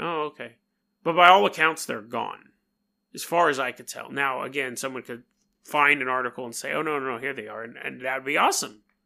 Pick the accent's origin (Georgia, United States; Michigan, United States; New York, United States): New York, United States; accent: New York; my New York accent